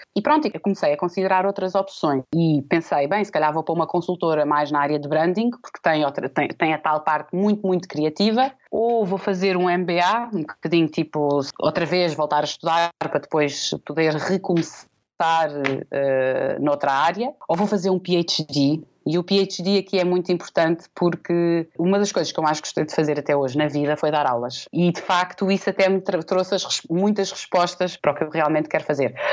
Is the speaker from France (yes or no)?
no; Portugal; sou portuguesa